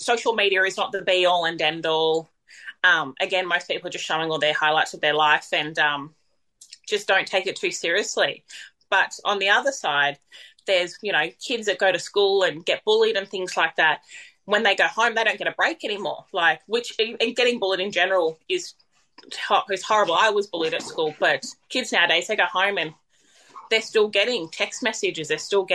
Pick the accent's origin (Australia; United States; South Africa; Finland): Australia; Tweed Heads, New South Wales; I'm from Tweed Heads